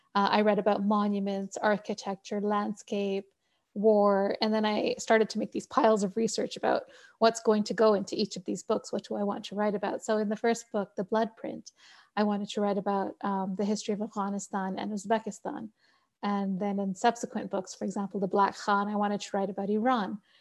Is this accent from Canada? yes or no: yes; Canada; moved away as an adult; also born or lived in Pakistan (family); now in Colorado, United States; I'm Canadian